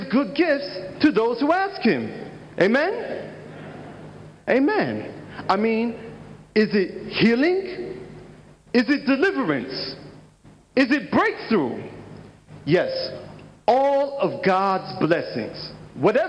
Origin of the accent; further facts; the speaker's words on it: United States; I'm from the United States of America.